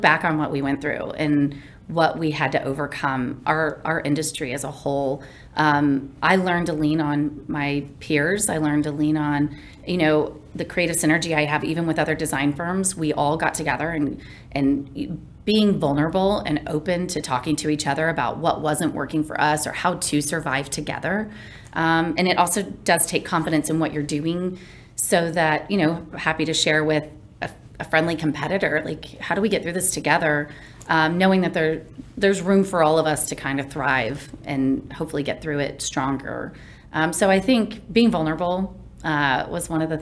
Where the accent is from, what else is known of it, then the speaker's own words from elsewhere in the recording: Kansas, United States; now in Dallas, United States; growing up in Kansas